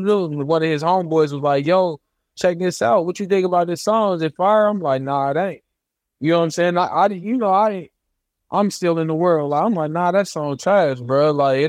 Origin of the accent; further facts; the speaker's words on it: Dayton, Ohio, United States; Yep. Dayton, Ohio.